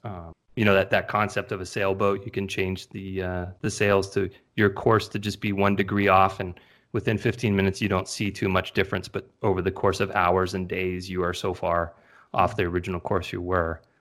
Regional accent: California, United States; born and raised in California

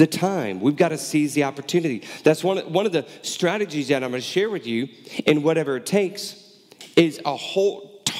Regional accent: Houston, Texas, United States; moved away; also born or lived in Baton Rouge, Louisiana; growing up in Houston and in college in South Louisiana around Baton Rouge, New Orleans area

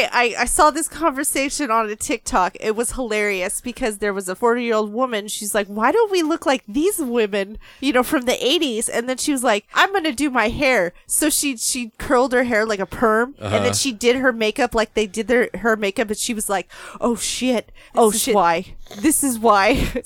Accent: Arizona, United States; I'm from Arizona

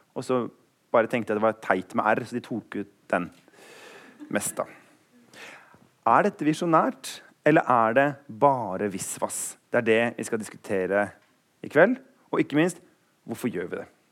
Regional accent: Eastern Norway, Norway; Jeg er jo østlending

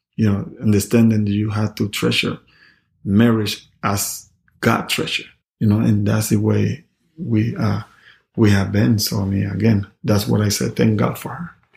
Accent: Panama; moved away; I never forget my town, my hometown, Panama.

